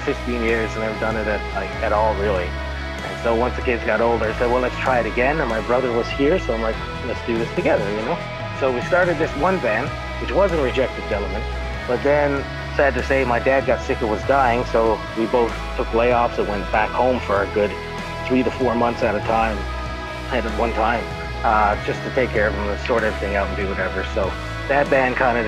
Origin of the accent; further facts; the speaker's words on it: Newfoundland and Labrador, Canada; now in Greater Toronto Area, Canada; we're both from Newfoundland